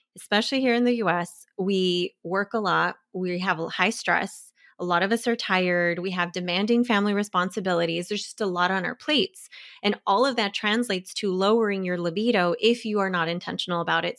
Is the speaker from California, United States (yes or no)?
yes; Bay Area, California, United States; I'm from the Bay Area